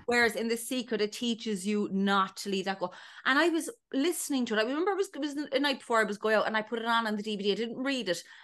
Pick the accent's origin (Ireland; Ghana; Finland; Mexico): Ireland; Ballydesmond, Munster; moved away as an adult; now in London, United Kingdom; I'm from Ballydesmond in North County Cork originally, a small little village